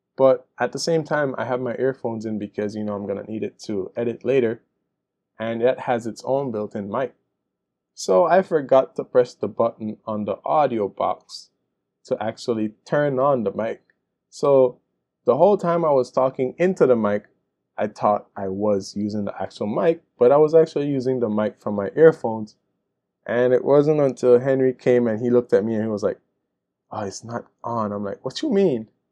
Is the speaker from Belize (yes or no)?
yes; Belize; my country Belize